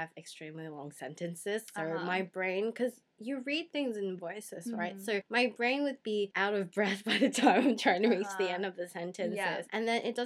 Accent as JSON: {"language": "English", "country": "Australia", "tie": "born or raised there", "second_language": "English", "said": "since English is my second language and so growing up in Australia where I have to learn the proper grammar"}